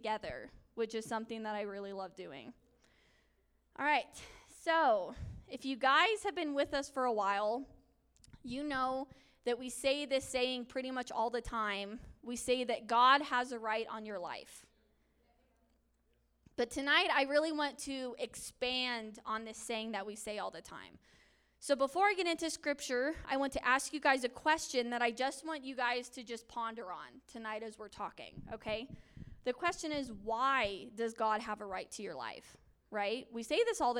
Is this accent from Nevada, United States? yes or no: no; Colorado Springs, Colorado, United States; I was born and raised in Colorado Springs, so I'm a Colorado native